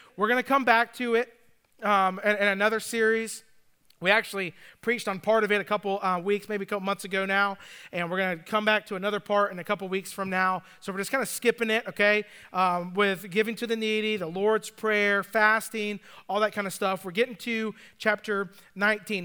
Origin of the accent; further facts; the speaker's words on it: Atlanta, Georgia, United States; also born or lived in Nashville; now in Greenville, United States; growing up in Atlanta